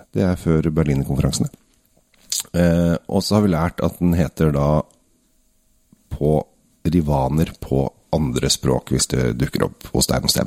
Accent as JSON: {"language": "Norwegian", "country": "Norway", "said": "vi som nordmenn"}